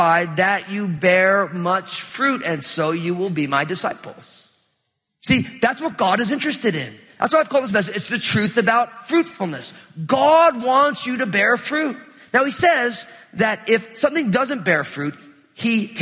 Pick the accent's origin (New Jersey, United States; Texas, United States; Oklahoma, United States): New Jersey, United States; also born or lived in Portland metro area; now in Portland, United States; we're here in the Portland metro area, but I grew up in New Jersey